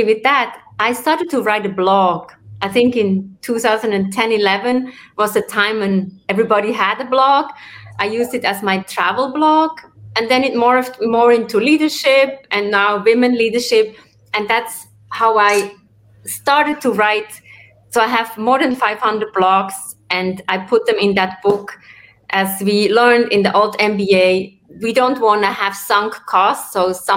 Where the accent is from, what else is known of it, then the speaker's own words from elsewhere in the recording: Switzerland; also born or lived in New York area; now in New York, United States; I'm originally from Switzerland. I live in the New York area